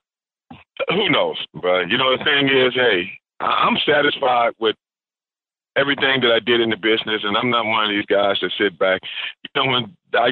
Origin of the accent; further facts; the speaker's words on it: Houston, Texas, United States; also born or lived in South Park, Houston; when I was growing up in Sunnyside, Texas, Sunnyside neighborhood